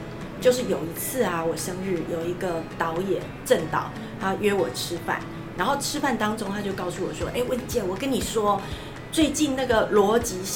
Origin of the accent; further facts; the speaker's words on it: Taiwan; accent: Taiwanese Mandarin (台湾国语); 因为我台湾国语